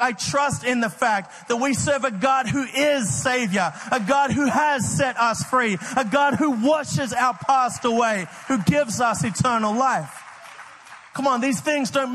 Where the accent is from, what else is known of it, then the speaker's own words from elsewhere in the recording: Australia; moved away; I grew up in Australia